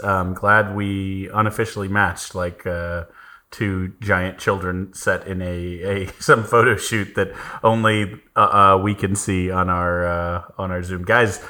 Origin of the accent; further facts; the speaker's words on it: San Antonio, Texas, United States; now in Houston, United States; Gerald is a Texan, but we're both from San Antonio, but I have now been in Houston for more than 10 years.